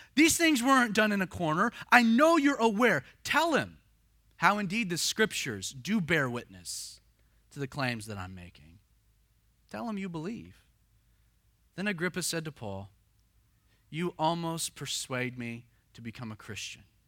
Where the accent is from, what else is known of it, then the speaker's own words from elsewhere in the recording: the South, United States; growing up in the South